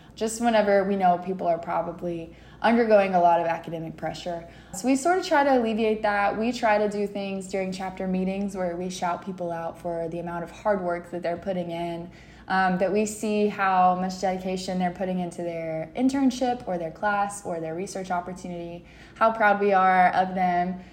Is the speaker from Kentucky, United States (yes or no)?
yes; London, Kentucky, United States; I am from London, Kentucky, so it's like the southeastern part of the state